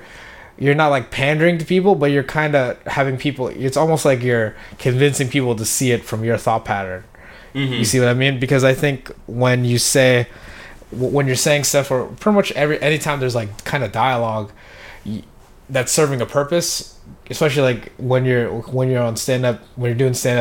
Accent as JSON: {"language": "English", "country": "Philippines", "said": "I'm from the Philippines"}